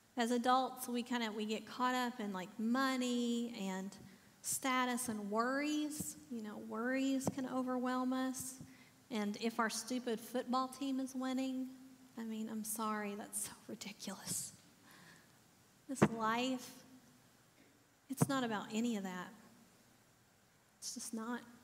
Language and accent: English; the South, United States; I'm from the South, so we always say bless his heart first.